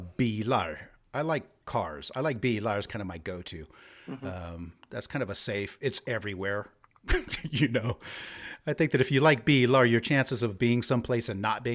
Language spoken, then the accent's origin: English; United States; now in Sweden; being American